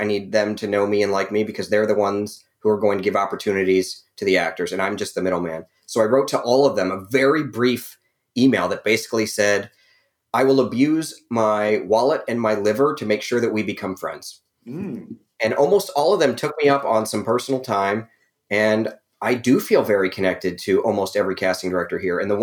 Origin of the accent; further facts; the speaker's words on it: Ohio, United States; moved away as an adult; also born or lived in Las Vegas, Nevada / Los Angeles, California; now in Atlanta, United States; I was born in Ohio.